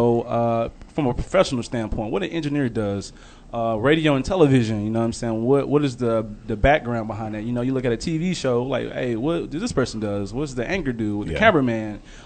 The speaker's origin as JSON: {"language": "English", "town": "Dallas", "region": "Texas", "country": "United States", "tie": "born or raised there", "said": "I am from Dallas, born and raised, Oak Cliff"}